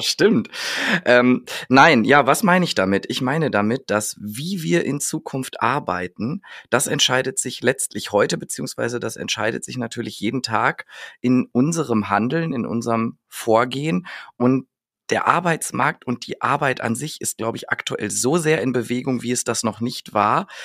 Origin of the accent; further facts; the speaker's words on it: North Rhine-Westphalia, Germany; ich bin aus Westfale